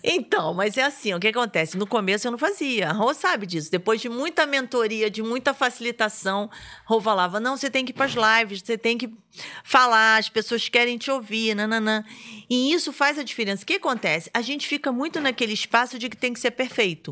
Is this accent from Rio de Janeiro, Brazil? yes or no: yes; Rio de Janeiro, Brazil; now in Brasília, Brazil; eu sou do Rio